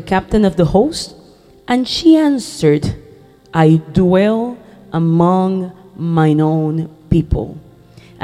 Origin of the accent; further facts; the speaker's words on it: Puerto Rico; first language Spanish; English is a second language; I come from Puerto Rico